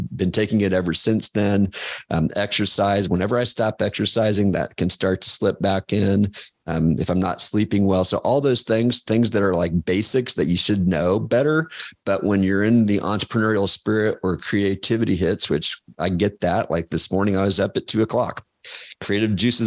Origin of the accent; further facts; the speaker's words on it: Kansas, United States; moved away; also born or lived in Georgia / Chicago; I'm from Kansas, and I'd been in Georgia.